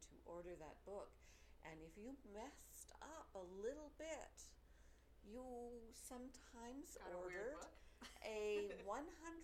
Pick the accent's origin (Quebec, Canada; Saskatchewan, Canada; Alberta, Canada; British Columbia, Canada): Alberta, Canada; Edmonton; I grew up in Edmonton